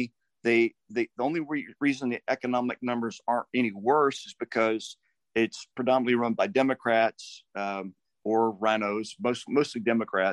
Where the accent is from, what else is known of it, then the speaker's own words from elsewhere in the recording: Louisiana, United States; also born or lived in Texas; I grew up in Louisiana, born in Texas, but spent most of my young life in Louisiana